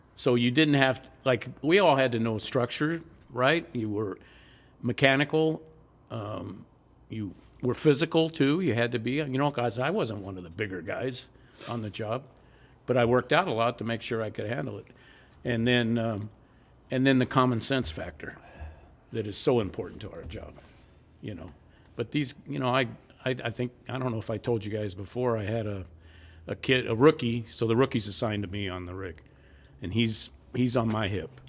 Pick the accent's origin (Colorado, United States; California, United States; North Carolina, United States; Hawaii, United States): California, United States; Los Angeles; also born or lived in Long Beach, California; In the South Bay. Harbor City, just north of Peterhill, San Peterhill